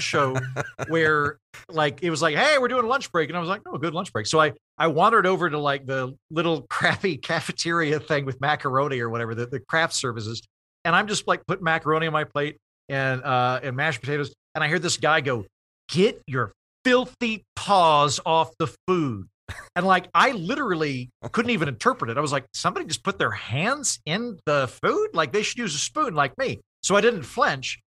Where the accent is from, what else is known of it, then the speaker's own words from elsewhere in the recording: Oklahoma, United States; moved away as an adult; also born or lived in Oxford, United Kingdom / Edinburgh, United Kingdom / Los Angeles; I'm from Oklahoma. I went, I, and I graduated from college there. I didn't leave Oklahoma till I was twenty-three.